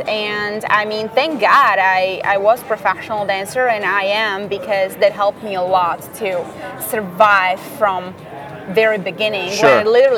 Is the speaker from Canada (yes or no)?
no; Slovakia; first language Slovak; English is a second language; moved away as an adult; now in United States; So I speak Slovakian, obviously. Yep. That's my first language.